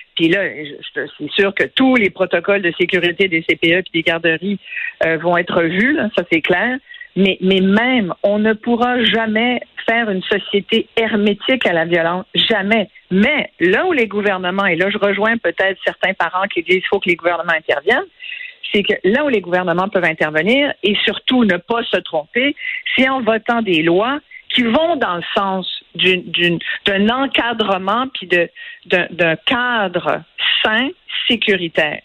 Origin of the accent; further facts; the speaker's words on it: Quebec, Canada; chez nous au Québec